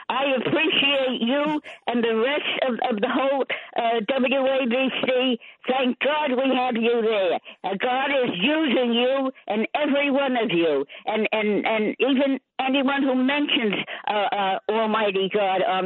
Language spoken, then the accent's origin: English; New York City, New York, United States; I was born in Brooklyn and I had to handle myself